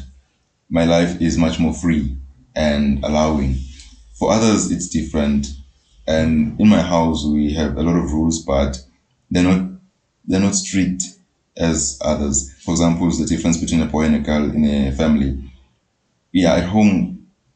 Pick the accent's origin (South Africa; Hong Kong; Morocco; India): South Africa; me being born and bred in Poetic, it's a township.